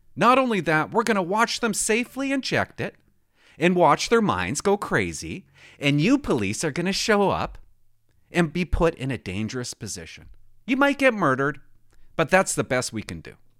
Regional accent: Port Alberni, British Columbia, Canada; I grew up in Port Alberti

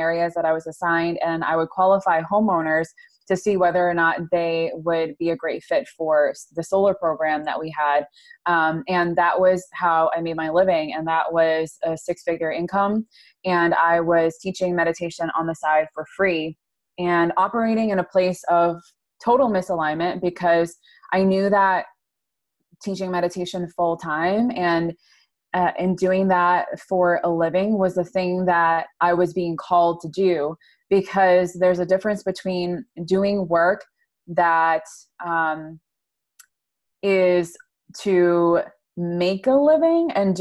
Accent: upstate New York, United States; I am from upstate New York

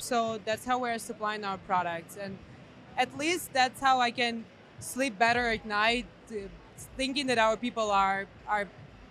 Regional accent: Ukraine; given that I'm from Ukraine.

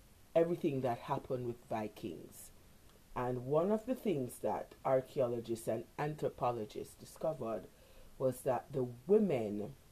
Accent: Jamaica; growing up in Jamaica

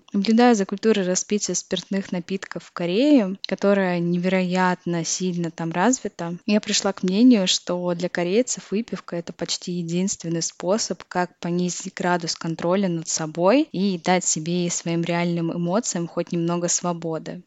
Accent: Russia; now in Czech Republic

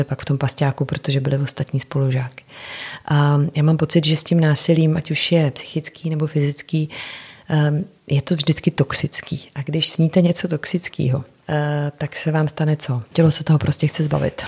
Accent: Czechia; tady u nás v Čechách

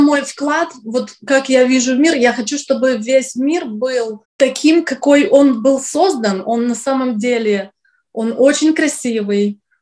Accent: Syktyvkar, Komi Republic, Russia; now in New York, United States; Я из России, из города Сыктывкар, это Республика Коми, север России

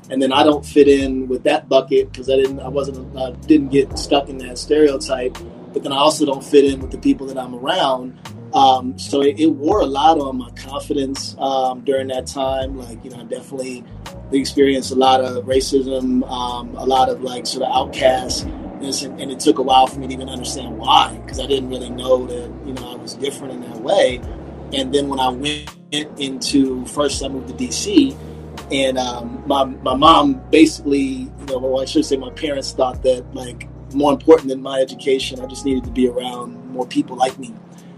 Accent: Detroit, Michigan, United States; moved away; also born or lived in Germany / Washington, D.C. / Baltimore; I was born in Germany. I grew up mainly on the East Coast after I left Germany when I was like three. From D.C. to Baltimore to Detroit was my main hometown.

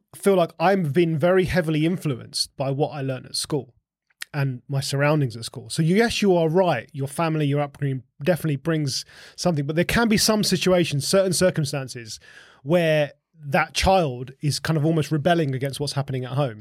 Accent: Essex, East of England, United Kingdom; I grew up in Essex

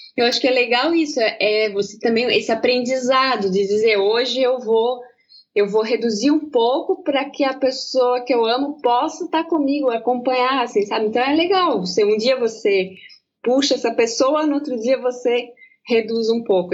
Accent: Pomerode/Blumenau region, Santa Catarina, Brazil; accent: German-accented (Pomerode/Blumenau); Eu, eu falo um pouco alemão aqui, aqui da região de Pomerode, de Blumenau, em aqui a gente mistura um pouco o português

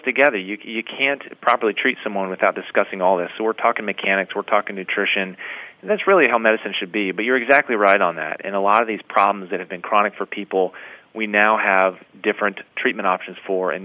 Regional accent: Dayton, Ohio, United States; Growing up in Dayton, Ohio

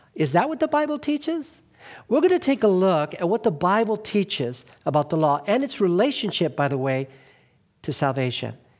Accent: Glendale, California, United States; also born or lived in Northeast US (birth) / Highland Park, Los Angeles; I grew up in Glendale.

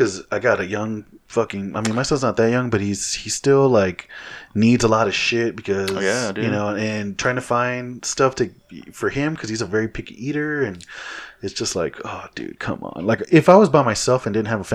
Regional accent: Texas, United States; I'm from Texas

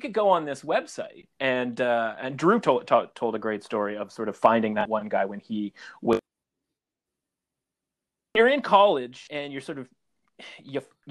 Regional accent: Vancouver, British Columbia, Canada; I'm from Vancouver originally

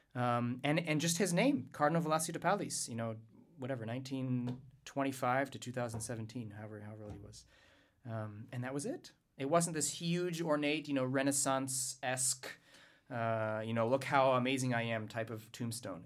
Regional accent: Louisiana, United States; I'm from Louisiana

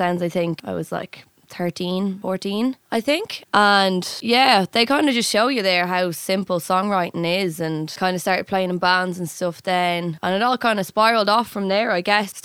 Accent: Dublin, Leinster, Ireland; I'm from Dublin.

